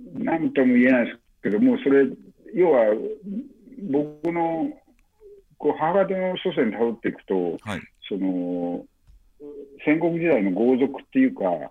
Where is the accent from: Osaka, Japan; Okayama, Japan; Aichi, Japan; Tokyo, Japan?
Okayama, Japan; western Okayama Prefecture, Japan; 僕はまあ岡山県の西の方の出身なんで